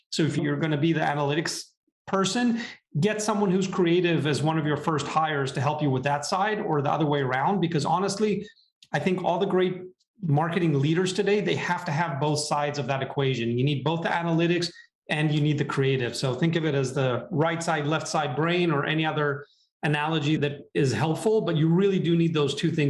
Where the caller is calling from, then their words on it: San Francisco, California, United States; Hi, Lloyd, and good morning from not so sunny San Francisco.